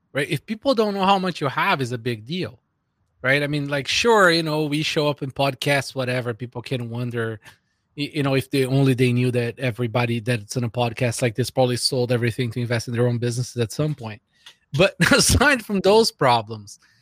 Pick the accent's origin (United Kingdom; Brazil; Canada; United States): Brazil; moved away; I grew up in Brazil